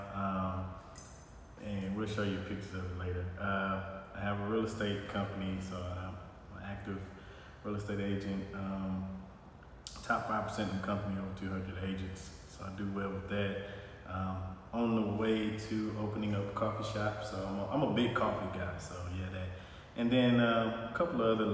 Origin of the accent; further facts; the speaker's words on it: Houston, Texas, United States; moved away as an adult; also born or lived in South Florida; now in Atlanta, United States; I'm born and bred, Houston, Texas, H-Town